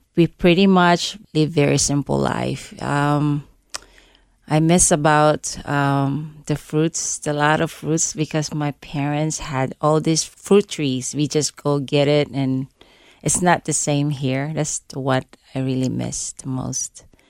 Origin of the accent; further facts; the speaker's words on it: Cebu, Central Visayas, Philippines; English is a second language; moved away as an adult; now in United States; I grew up in, um, this second biggest city of the Philippines called Cebu. but I live in a little village